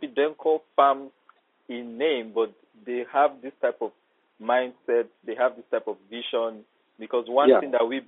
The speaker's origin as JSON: {"language": "English", "town": "Ogbomoso", "region": "Oyo", "country": "Nigeria", "tie": "born or raised there", "said": "Even if you go to my own state, in Oyo State, Ogbomoso, my hometown, to be precise."}